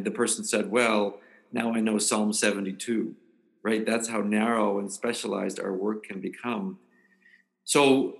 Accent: South Florida, United States; moved away as an adult; also born or lived in Chicago; I'm from South Florida and I was as an adult in Chicago as an adopted hometown

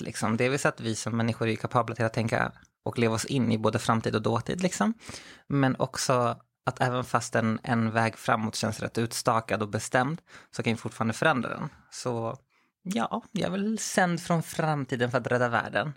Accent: Skogås, Stockholm County, Sweden; also born or lived in Växjö / Chile; Jag växte upp i, i södra Stockholm, i Skogås framförallt. Eller jag är född i Växjö, men sen flyttade vi upp till, till Stockholm, hela familjen

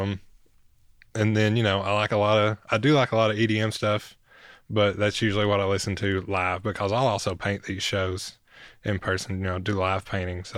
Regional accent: Hancock County, upper Northeast Tennessee, United States; moved away as an adult; now in Knoxville, United States; I'm from Hancock County to Knox County.

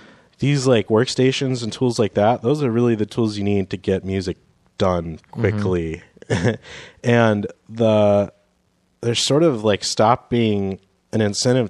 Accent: Peoria, Illinois, United States; now in Seattle, United States; I'm from Peoria, Illinois, and the Peoria, there's like a specific Peoria accent

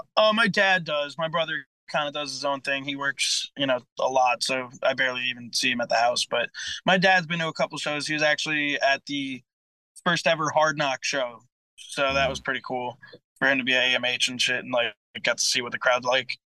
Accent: Port Jefferson Station, New York, United States; I'm from Port Jeff Station, which is kinda like deep Suffolk County

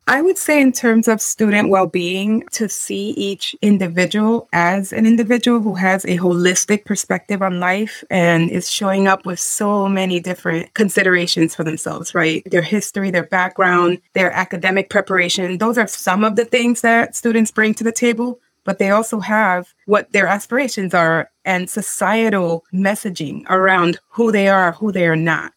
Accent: Dominican Republic; I'm from Dominican Republic

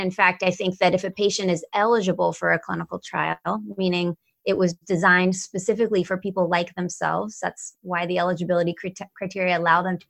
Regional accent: Atlanta, Georgia, United States; now in Maryland, United States; I'm originally from Atlanta, Georgia, and have been in Maryland now for about 25 years

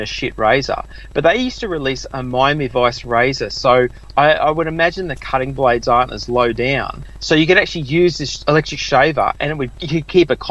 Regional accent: Australia; we're fucking Australian

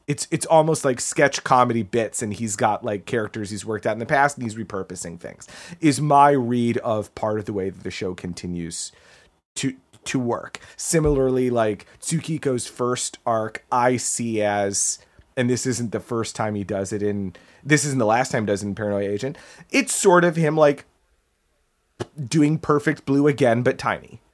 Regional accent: United States; as an American growing up when we did

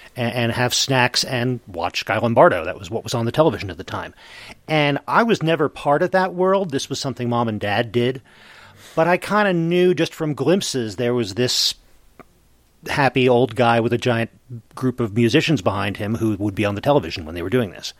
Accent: Eastern time zone, Eastern United States, United States; now in Mountain Time zone, United States; I gr- was growing up in the Eastern time zone.

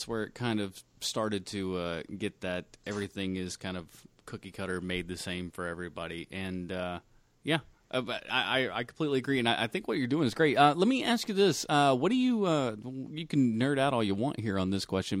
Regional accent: Charlotte, North Carolina, United States; Yeah, I'm from Charlotte.

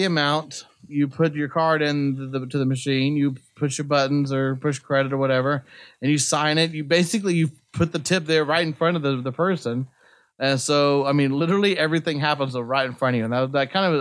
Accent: United States; I'm an American

